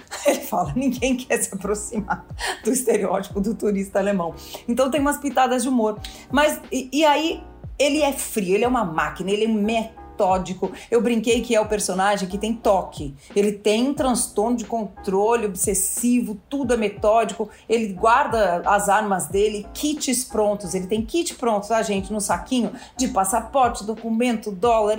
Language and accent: Portuguese; Brazil; a gente é brasileiro